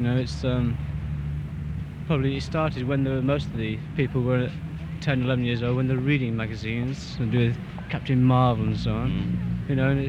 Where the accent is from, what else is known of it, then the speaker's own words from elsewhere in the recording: Birmingham, West Midlands, United Kingdom; Well, I'm from, we're both from Birmingham, and we're from the art college there.